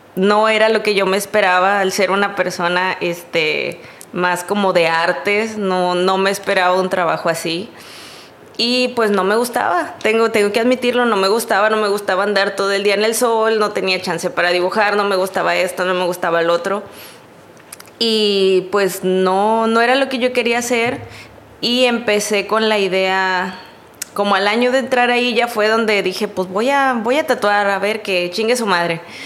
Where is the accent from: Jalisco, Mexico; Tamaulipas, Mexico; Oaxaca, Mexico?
Tamaulipas, Mexico; Río Bravo; yo soy de Río Bravo